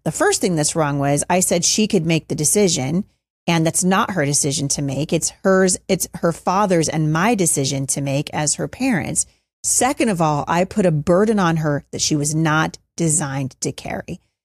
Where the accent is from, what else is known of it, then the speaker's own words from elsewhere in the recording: Battle Ground, Washington, United States; right here in my hometown of Battleground, Washington